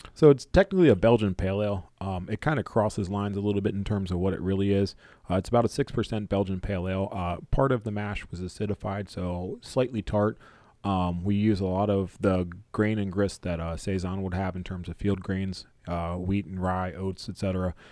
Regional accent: Maryland, United States; I'm born and raised in Maryland

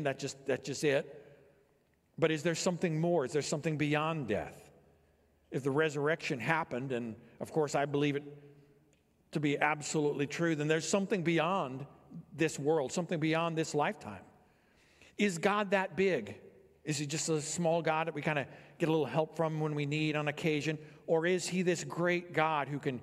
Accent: Illinois, United States; I grew up here in Illinois, and so I was not around mountains

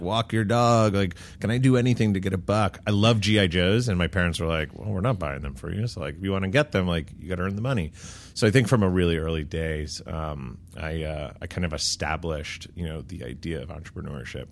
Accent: New York, United States; So I grew up in New York, uh, just outside of the city

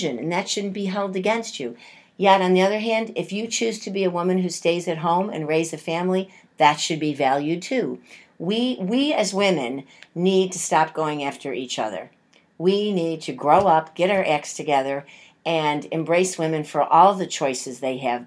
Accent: Buffalo, New York, United States; growing up in Buffalo and having the family that we had.

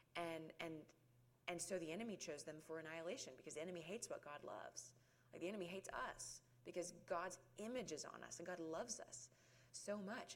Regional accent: Guyton, Georgia, United States; also born or lived in Oklahoma City, Oklahoma; now in Roswell, United States; I was born in Oklahoma City and grew up in very rural South Georgia for most of my life. We moved down here when I was about eight years old, so I lived in Guyton

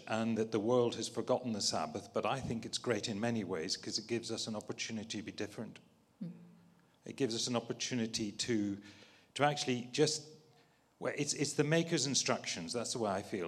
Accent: Northern Ireland, United Kingdom; I was brought up as a Scottish Covenanter in a farm in Northern Ireland

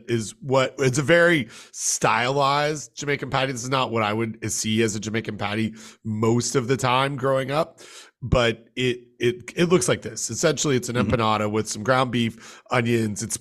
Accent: Toronto, Ontario, Canada; the Toronto Star, um my my home my hometown newspaper

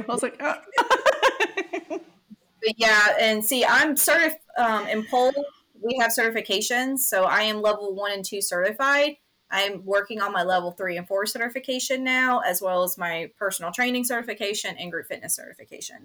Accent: Greenville, South Carolina, United States; I'm born and raised in Greenville, South Carolina, so my roots are here.

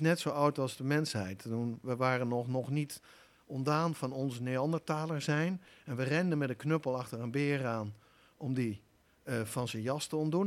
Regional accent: Achterhoek, Gelderland, Netherlands; also born or lived in Nijmegen; getogen in de Achterhoek

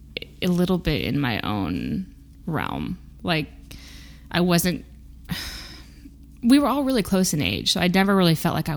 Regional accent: Peoria, Illinois, United States; now in Massachusetts, United States; I didn't grow up in a city. I grew up in Illinois.

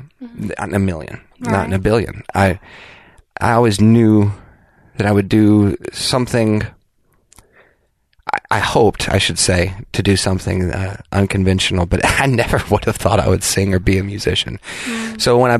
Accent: Clarksville, Tennessee, United States; Raised by wolves in Clarksville, Tennessee.

